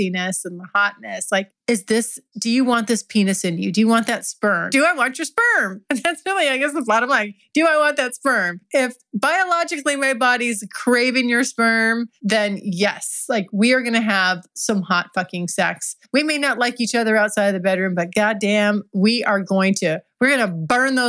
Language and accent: English; California, United States; I'm from California. I'm a California girl